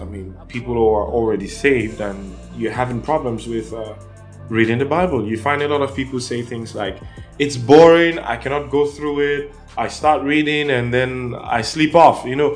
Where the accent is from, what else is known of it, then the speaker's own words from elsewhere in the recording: Nigeria; And I'm from Nigeria and Africa